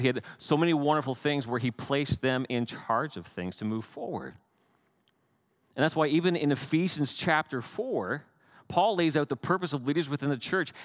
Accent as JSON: {"language": "English", "country": "Canada", "said": "I'm Canadian"}